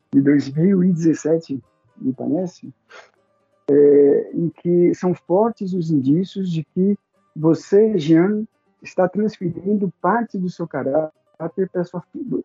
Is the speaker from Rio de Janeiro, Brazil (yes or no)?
no; São Paulo, Brazil; moved away as an adult; now in Caieiras, Brazil; Eu nasci em São Paulo, Paulo na cidade, na capital de São Paulo, sou paulistano